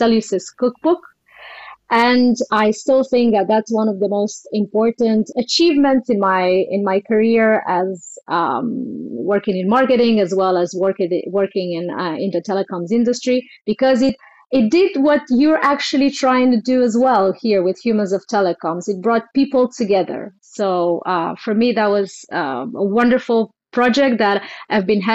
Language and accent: English; Bucharest, Romania; moved away as an adult; also born or lived in London, United Kingdom; now in Barcelona, Spain; As a child, I grew up quite free and roamed with nature and had a lot of opportunities to explore my talents in various ways and forms. I had a really beautiful childhood. In Bucharest, in Romania